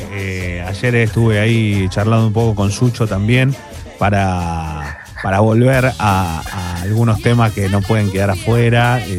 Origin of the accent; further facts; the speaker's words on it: Buenos Aires, Argentina; Me gusta de AMBA y, dulce de leche vos. Y yo soy, soy bien del AMBA mucha